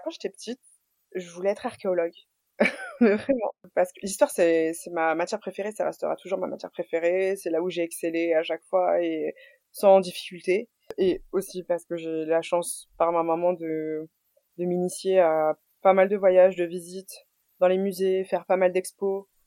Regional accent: Boulogne-Billancourt, Île-de-France, France; je suis née en France à Boulogne-Billancourt. j'ai toujours été boulonnaise

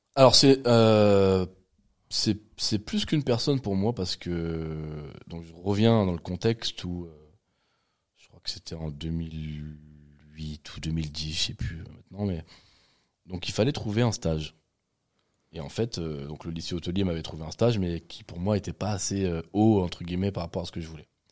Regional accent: Val-de-Marne, Île-de-France, France; je suis né ici

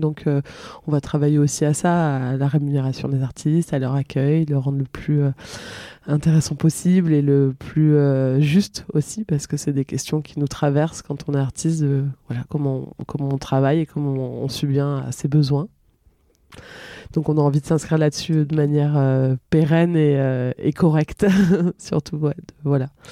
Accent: Villedieu, Provence-Alpes-Côte d'Azur, France; also born or lived in Marseille; j'ai grandi là où je vis actuellement, enfin où je partage ma vie, donc à Villedieu

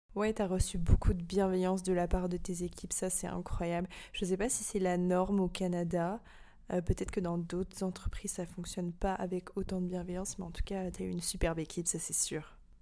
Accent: France; moved away; en tant que Français

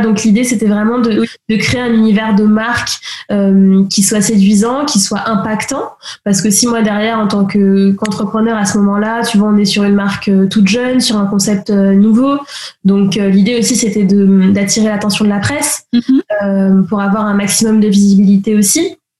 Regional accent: the Antilles, Martinique; moved away as an adult; now in Paris, France; j'ai grandi aux Antilles, donc martiniquaise à moitié. Et puis ça fait quasiment 12 ans maintenant que j'habite à Paris

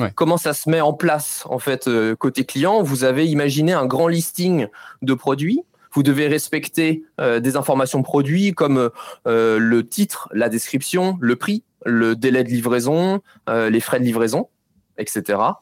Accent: Nantes, Pays de la Loire, France; je viens de Nantes

